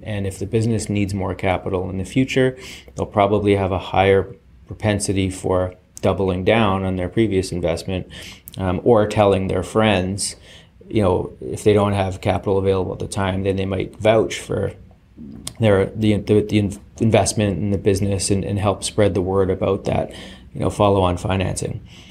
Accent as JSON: {"language": "English", "country": "Canada", "said": "be humble about being canadian"}